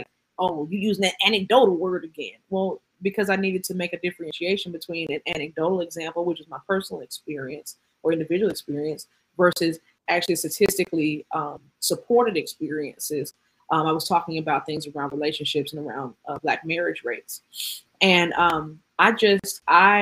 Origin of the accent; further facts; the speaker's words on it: Atlanta, Georgia, United States; I'm from Atlanta